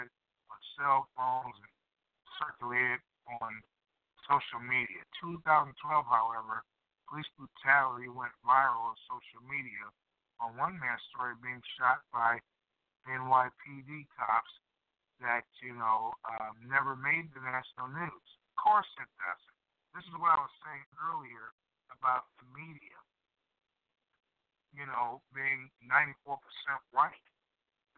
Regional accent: Chicago, Illinois, United States; that's South Chicago, it's my hometown

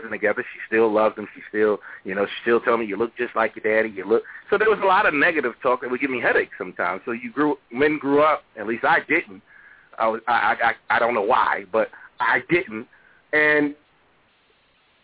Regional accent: New York, United States; the Section 8 I grew up on, it was in New York

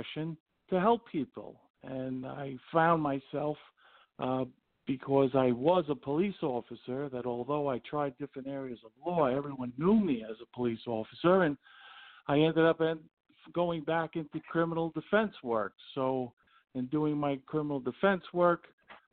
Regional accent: New York City, New York, United States; I'm a native of Queens County and one of the boroughs of New York City. I grew up in Howard Beach

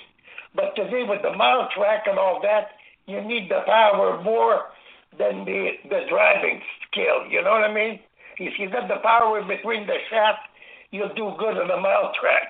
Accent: Angers, Quebec, Canada; the farmhouse where I was raised and born in Angers, Quebec

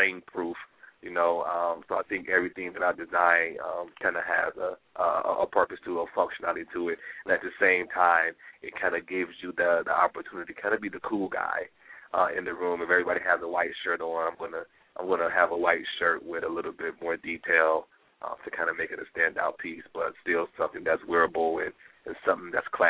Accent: Detroit, Michigan, United States; now in New York City, United States; I'm from Detroit, yes. I am born and raised, and I currently live in New York City

